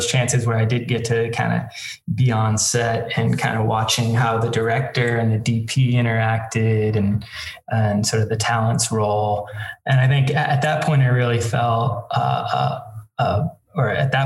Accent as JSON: {"language": "English", "town": "Boston", "region": "Massachusetts", "country": "United States", "tie": "born or raised there", "also_born_or_lived": "Colorado / Los Angeles, California", "moved": "as an adult", "lives_now": "Santa Monica, United States", "said": "I grew up outside of Boston in a suburb outside of Boston"}